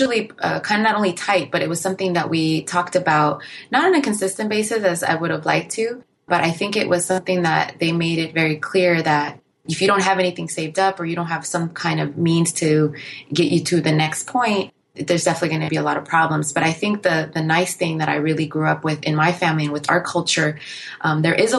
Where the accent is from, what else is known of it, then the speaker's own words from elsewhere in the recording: Inglewood, California, United States; I come from a family of immigrants, myself being one, but my parents left during a civil war, and growing up in Inglewood